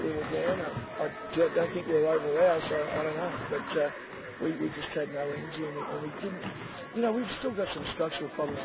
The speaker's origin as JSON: {"language": "English", "town": "Melbourne", "region": "Victoria", "country": "Australia", "also_born_or_lived": "Ballarat / China / Sydney", "moved": "as an adult", "lives_now": "Canberra, Australia", "said": "I'm from Melbourne, we're from Ballarat"}